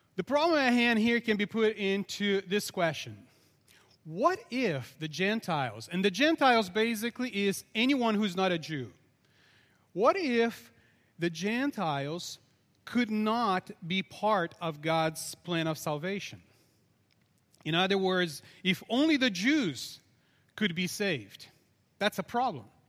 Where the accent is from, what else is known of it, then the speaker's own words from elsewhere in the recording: Brazil; I'm very Portuguese, by the way, even though I'm from Brazil